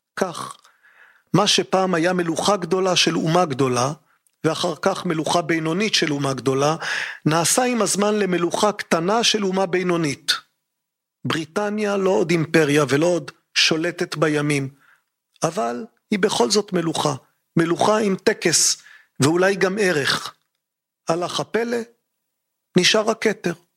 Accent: Israel; אצלנו בישראל

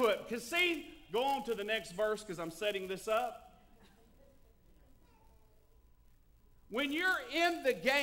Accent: Tennessee, United States; I was raised in Tennessee

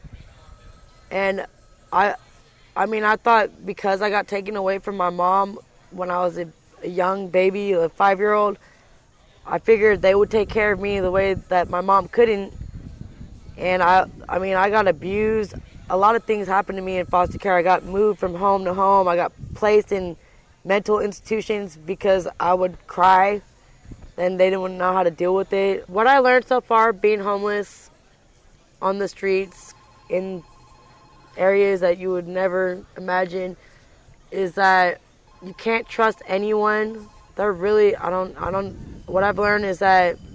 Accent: Marin, California, United States; I was raised in Marin

